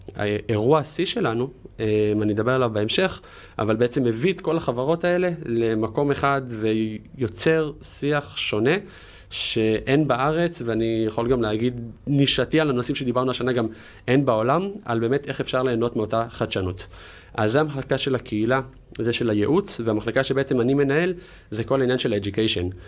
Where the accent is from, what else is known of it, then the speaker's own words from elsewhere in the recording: Jerusalem, Jerusalem District, Israel; במקור ירושלמי